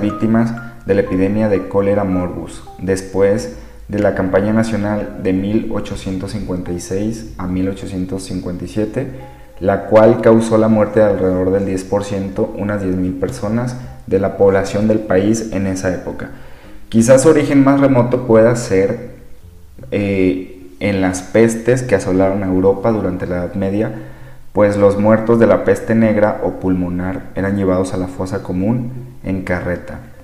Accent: Sinaloa, Mexico; now in Guadalajara, Mexico; Yo soy nacido en Sinaloa, México

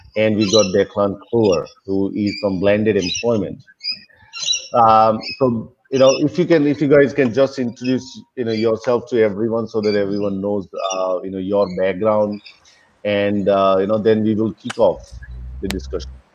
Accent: Melbourne, Victoria, Australia; moved away as an adult; now in India; I'm originally from Melbourne, but currently I'm in India

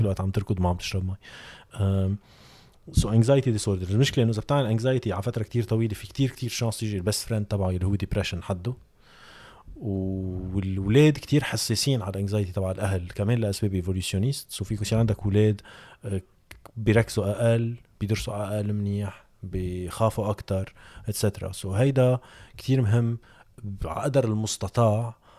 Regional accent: Lebanon; عندنا بلبنان

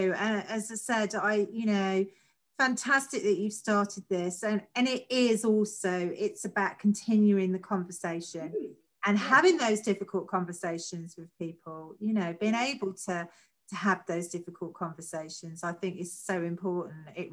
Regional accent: London, United Kingdom; moved away as an adult; also born or lived in the home counties; I'm a Londoner. You know, when you grow up in London, you don't know any different

